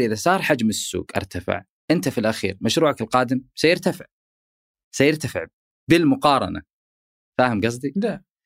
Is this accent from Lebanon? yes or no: no; Saudi Arabia; عندنا في السعوديه